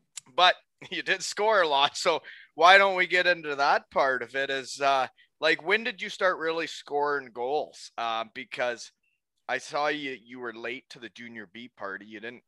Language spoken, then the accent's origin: English; Elmira, Ontario, Canada; now in Kincardine, Canada; my group of buddies growing up in Elmira. But now that I'm living in Concardon